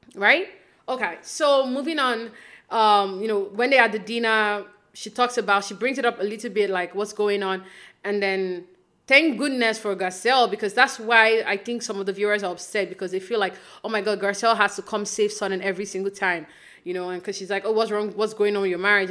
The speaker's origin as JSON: {"language": "English", "country": "Nigeria", "tie": "born or raised there", "moved": "yes", "lives_now": "Toronto, Canada", "said": "I live in Canada now, but I grew up in Nigeria."}